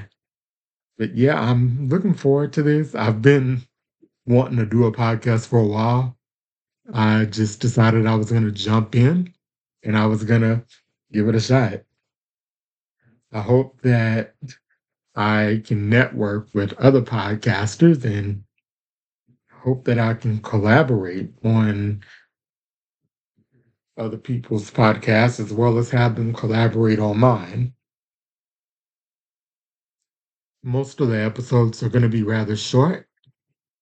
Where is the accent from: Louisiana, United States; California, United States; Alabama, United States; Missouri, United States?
Louisiana, United States; moved away as an adult; also born or lived in Tyler, Texas; I do come from the state of Louisiana. That's where I was born and raised